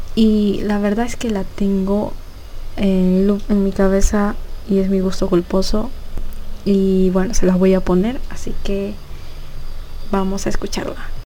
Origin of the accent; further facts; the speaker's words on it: Ecuador; aquí en mi país, que es Ecuador